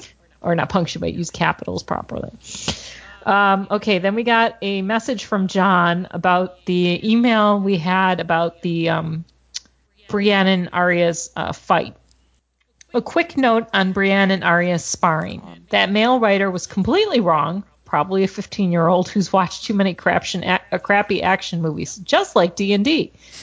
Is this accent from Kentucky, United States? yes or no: no; New Mexico, United States; now in Texas, United States; Okay, now that I live in Texas, but I'm from New Mexico.